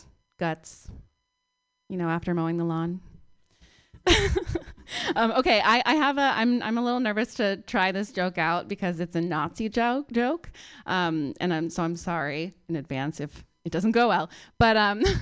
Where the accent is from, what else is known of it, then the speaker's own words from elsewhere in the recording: Palo Alto, California, United States; moved away; also born or lived in New York; I moved here about 2 years ago from New York, but I'm from Palo Alto originally.